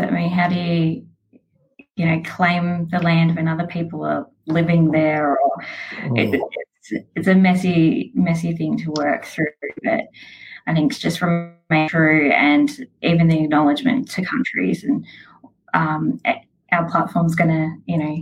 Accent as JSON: {"language": "English", "town": "Darwin", "region": "Northern Territory", "country": "Australia", "moved": "yes", "said": "I am from Darwin originally. My mob is Gurindji."}